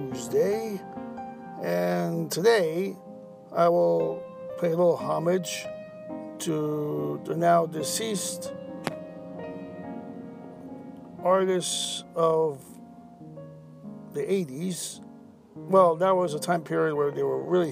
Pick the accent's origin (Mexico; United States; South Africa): United States; New York; as a New Yorker